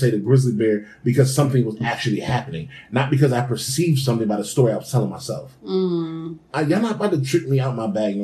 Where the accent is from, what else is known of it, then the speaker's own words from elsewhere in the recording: Bloomfield, United States; We grew up in Bloomfield